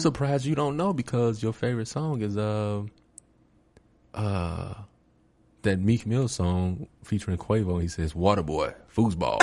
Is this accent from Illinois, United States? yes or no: yes; Chicago, Illinois, United States; growing up in Chicago